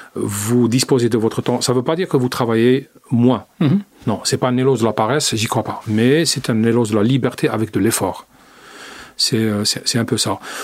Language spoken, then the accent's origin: French; Algeria; moved away; mon pays d'origine